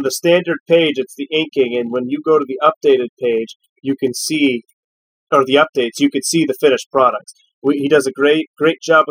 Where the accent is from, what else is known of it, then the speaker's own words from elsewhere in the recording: Erie, Pennsylvania, United States; from the Erie area where we're from